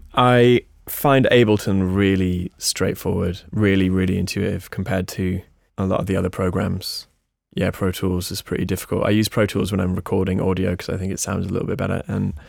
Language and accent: English; United States; born there; He lived in America. I was born in America.